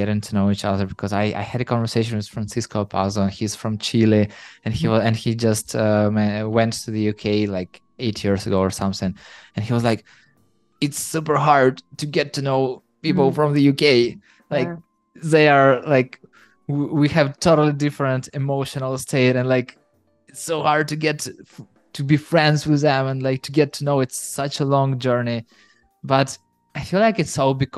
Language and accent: English; Ukraine; I'm from Ukraine and people from Ukraine are rather straightforward